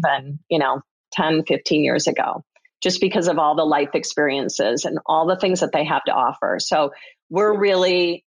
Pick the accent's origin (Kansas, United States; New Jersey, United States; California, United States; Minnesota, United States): Minnesota, United States; I grew up in Minnesota